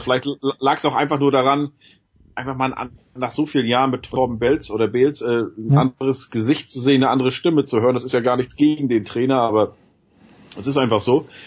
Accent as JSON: {"language": "German", "town": "Lübeck", "region": "Schleswig-Holstein", "country": "Germany", "said": "ich komme ja hier aus Großraum Lübeck, Bad Oldesloe"}